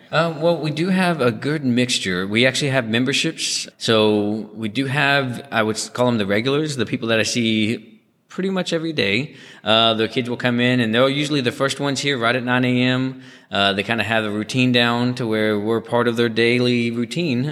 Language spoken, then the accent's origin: English; Garland, Texas, United States; born and raised in Garland